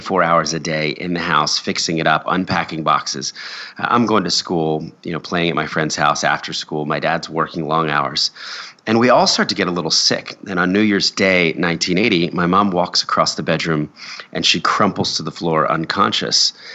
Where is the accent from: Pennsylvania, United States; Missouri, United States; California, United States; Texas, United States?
Pennsylvania, United States; Philadelphia; now in New York City, United States; I was born in Philadelphia